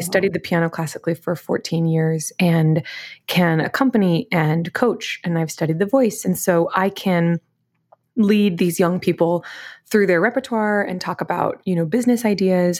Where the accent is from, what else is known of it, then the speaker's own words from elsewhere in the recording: Wichita, Kansas, United States; I grew up in Wichita, Kansas